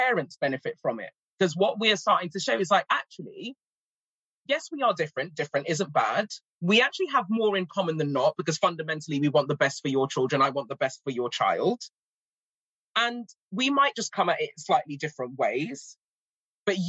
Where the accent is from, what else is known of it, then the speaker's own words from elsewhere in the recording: England, United Kingdom; accent: RP; also born or lived in Cameroon; I've got my RP accent, but I'm constantly slipping into my West African accent